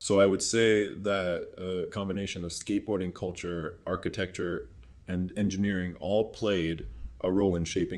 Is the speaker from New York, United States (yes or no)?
no; Rockford, Illinois, United States; Well, I was born and raised in Rockford, Illinois, a small city outside of Chicago.